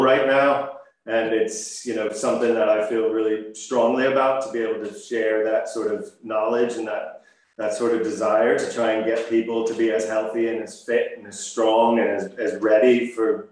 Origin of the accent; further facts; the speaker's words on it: Maryland, United States; moved away as an adult; also born or lived in Massachusetts / Los Angeles; now in Northern Ireland, United Kingdom; My family's from Massachusetts, and I grew up or spent my formative years in Maryland